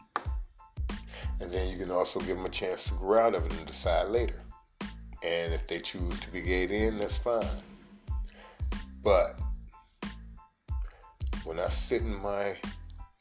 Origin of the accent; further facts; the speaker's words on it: United States; I'm an American